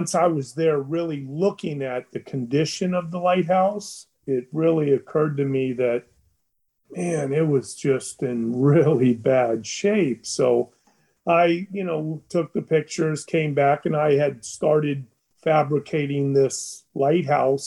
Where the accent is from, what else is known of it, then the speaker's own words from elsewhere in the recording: Florida Keys, United States; also born or lived in Chicago, Illinois; I've lived in the Keys all my life. Since I was two weeks old, my mother brought, I was born in Chicago, and I was brought here when I was 2 weeks old in 1959